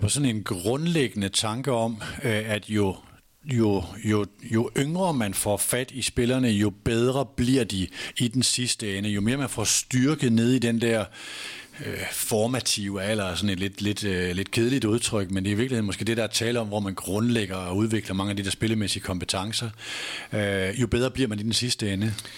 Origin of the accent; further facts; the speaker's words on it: Nørresundby, North Denmark Region, Denmark; Jeg var højre bakke i Nubi hjemme i Nørre Sundby